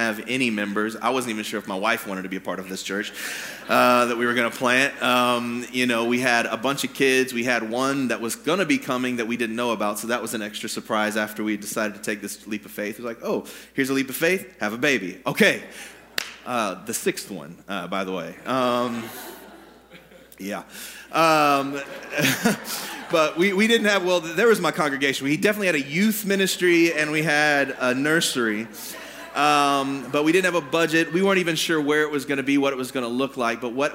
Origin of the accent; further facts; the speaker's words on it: Indianapolis, Indiana, United States; moved away as an adult; I grew up in Indianapolis. I graduated from Lawrence Central High School